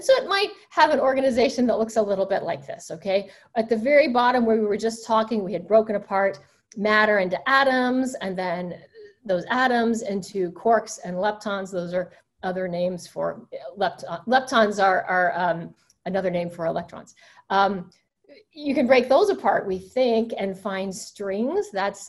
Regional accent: the South, United States; I grew up Southern Baptist. I grew up in the South, and my mother's father was a Southern Baptist preacher.

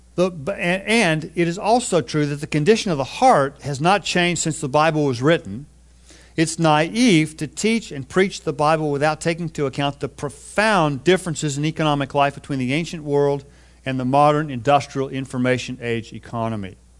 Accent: Texas, United States; moved away as an adult; now in California, United States; even though I've lived in California for the last thirty plus years, I grew up in Texas

